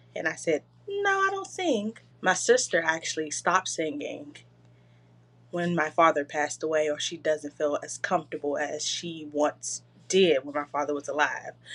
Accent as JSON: {"language": "English", "town": "Washington", "region": "District of Columbia", "country": "United States", "said": "I'm from Washington, D C"}